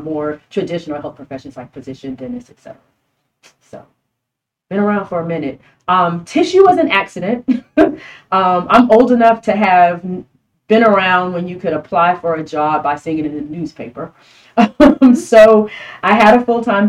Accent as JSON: {"language": "English", "town": "Miami", "region": "Florida", "country": "United States", "moved": "as an adult", "lives_now": "San Antonio, United States", "said": "I'm from Miami"}